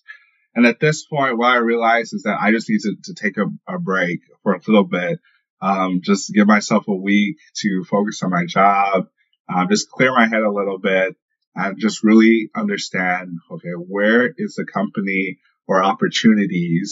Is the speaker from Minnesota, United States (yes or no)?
no; St. Louis, Missouri, United States; I'm from the St. Louis area